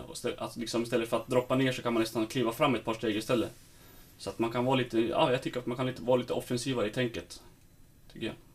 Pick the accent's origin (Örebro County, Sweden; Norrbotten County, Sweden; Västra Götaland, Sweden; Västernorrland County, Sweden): Västernorrland County, Sweden; Sundsvall; moved away as an adult; now in Stockholm, Sweden; det är skönt att vara hemma i Sundsvall